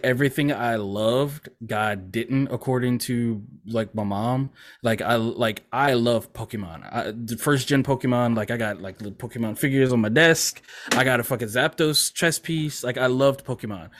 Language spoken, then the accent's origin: English; Louisiana, United States; also born or lived in Mississippi; my parents moved back to Louisiana, because I was born in Mississippi, but we moved back here when I was like a few months old